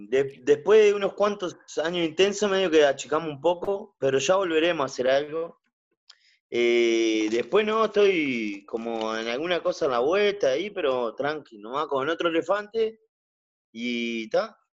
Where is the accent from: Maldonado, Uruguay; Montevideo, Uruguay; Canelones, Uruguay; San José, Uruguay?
San José, Uruguay; San José de Mayo; now in Solimar, Uruguay; soy de San José y en San José lo único que hacíamos era calle.